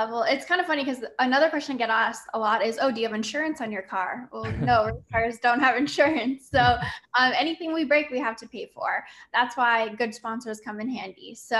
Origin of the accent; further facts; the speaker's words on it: Canada; I really utilize my story as, you know, being a Canadian female and having to work really hard